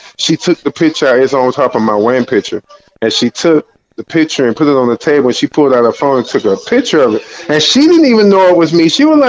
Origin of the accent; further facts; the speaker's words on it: Miami, Florida, United States; also born or lived in California; I was born in California at Cedars-Sinai Hospital, but I was raised in Miami, Florida at a place called Goose. It's one of the sub cities.